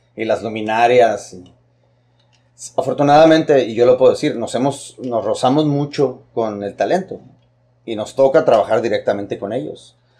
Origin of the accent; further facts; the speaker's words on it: Tijuana, Baja California, Mexico; Yo soy orgullosamente baja californiano, soy orgullosamente tijuanense, orgullosamente fronterizo